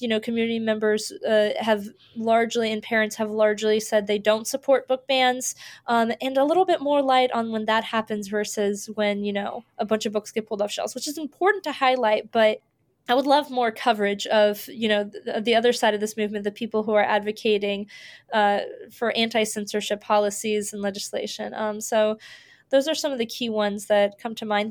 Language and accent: English; Florida, United States; I grew up in Florida